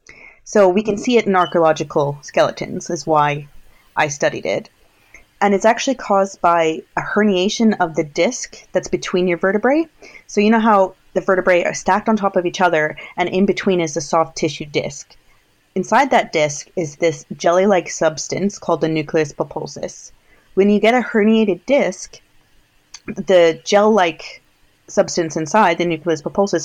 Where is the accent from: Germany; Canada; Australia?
Canada; moved away as an adult; also born or lived in Alberta / United Kingdom; I'm Canadian.